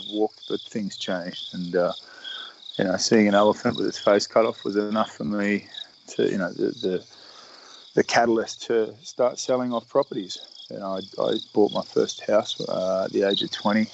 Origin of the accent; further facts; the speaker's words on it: Australia; I am an Australian sailor